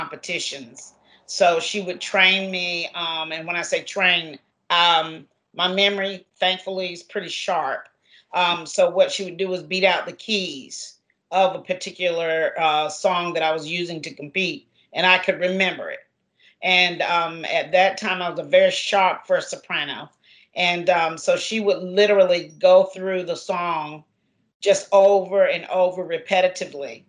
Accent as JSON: {"language": "English", "town": "Garner", "region": "North Carolina", "country": "United States", "tie": "born or raised there", "said": "I'm very excited to be, as they say, a Garnerarian since I grew up here. So Jones Sausage Road is where I grew up."}